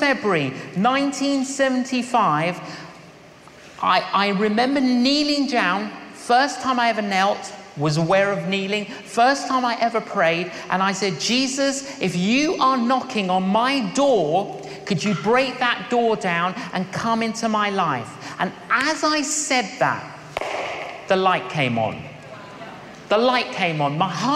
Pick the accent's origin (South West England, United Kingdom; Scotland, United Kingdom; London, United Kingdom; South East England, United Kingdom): London, United Kingdom; when I was growing up in London, I was an agnostic.